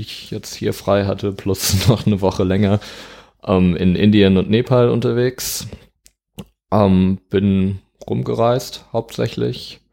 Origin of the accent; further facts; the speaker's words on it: Dortmund, North Rhine-Westphalia, Germany; moved away as an adult; also born or lived in Hamburg; now in Lüneburg, Germany; Ich komme ursprünglich aus Dortmund, mhm. ähm, bin da aufgewachsen, 18 Jahre da gelebt